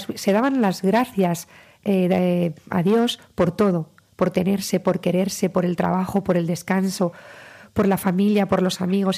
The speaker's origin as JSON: {"language": "Spanish", "region": "Castilla-La Mancha", "country": "Spain", "said": "venimos de la Mancha"}